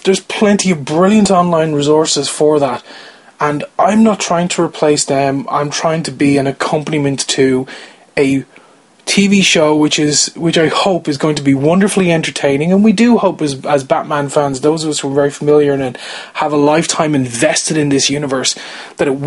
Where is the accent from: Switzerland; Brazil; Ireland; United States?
Ireland; I'm Irish, I'm not from the UK